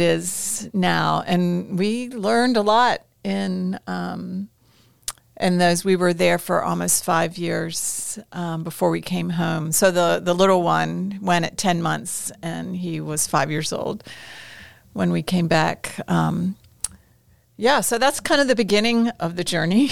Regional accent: United States; moved away as an adult; also born or lived in Indonesia / Jerusalem / Iraq

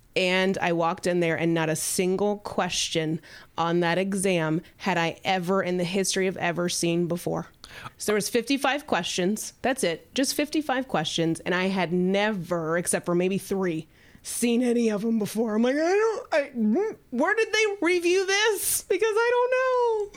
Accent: the South, United States; moved away; I'm from the South

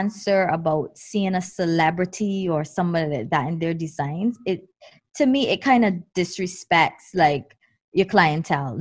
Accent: Barbados; growing up in Barbados

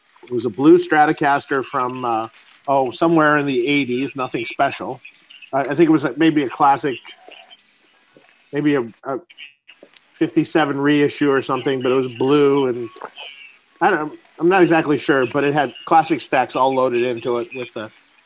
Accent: Detroit, Michigan, United States; moved away as an adult; also born or lived in Los Angeles; I'm from Detroit originally, and I moved to L.A. in 1988, I think.

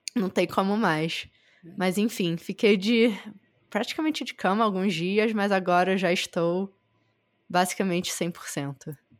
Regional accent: Rio de Janeiro, Brazil; moved away; eu sou do Rio

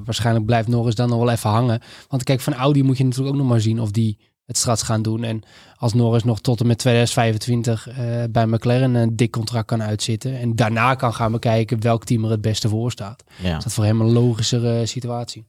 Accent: Netherlands; als Nederlanders

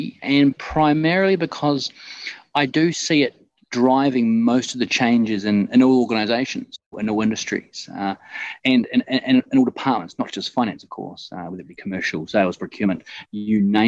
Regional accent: New Zealand; moved away as an adult; also born or lived in Scotland; now in Dubai, United Arab Emirates; Originally, I'm from New Zealand, and I took off in 2005 for my OE.

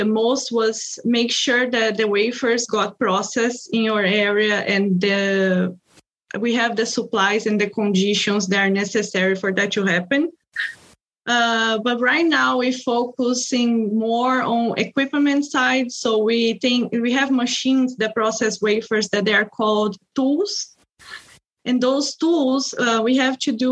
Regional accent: Brazil; English is a second language; moved away as an adult; now in Hillsboro, United States; I'm originally from Brazil

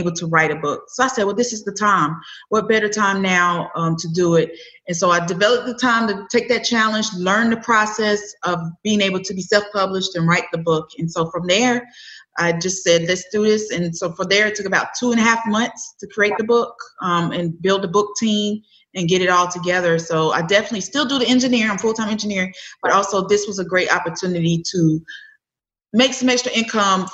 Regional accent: Winston-Salem, North Carolina, United States; also born or lived in Charlotte, North Carolina; I am originally from Winston-Salem, North Carolina.

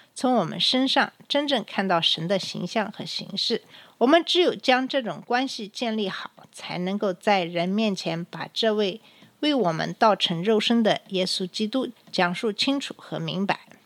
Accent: China; 按照我们中国人的传统

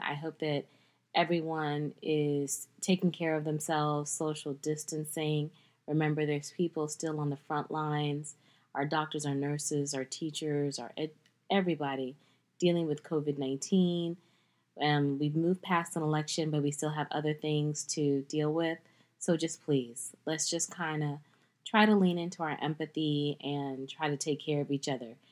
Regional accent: United States; as an American

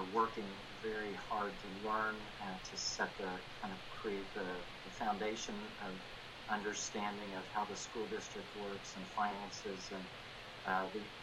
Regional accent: Dallas, Texas, United States; now in Cedar Hill, United States; I attended Lake Highlands High School

